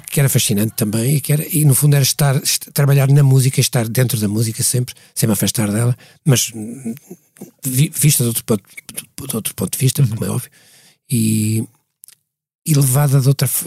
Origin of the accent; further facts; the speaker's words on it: Portugal; moved away as an adult; also born or lived in London; nós, da minha geração, saímos, claro. saímos de Portugal estava casado já